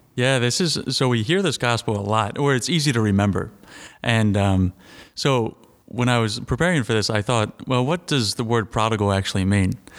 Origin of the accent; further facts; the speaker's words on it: Royersford, Pennsylvania, United States; I'm from Sacred Heart in Royersford.